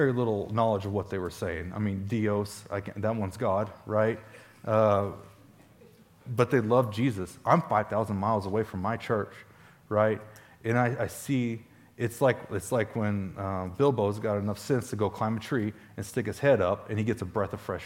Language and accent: English; Stone County, Missouri, United States; I'm from Stone County, Missouri.